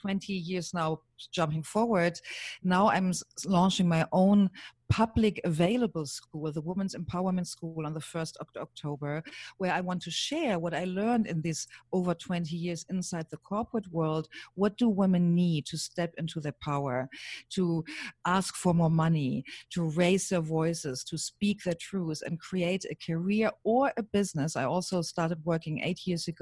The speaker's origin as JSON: {"language": "English", "country": "Germany", "accent": "German", "second_language": "English", "moved": "yes", "said": "You hear my accent. I'm German."}